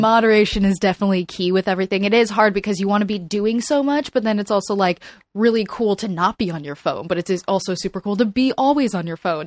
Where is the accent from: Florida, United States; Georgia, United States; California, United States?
Florida, United States; South; now in Los Angeles, United States; moving to L A, I'm, I'm originally from South Florida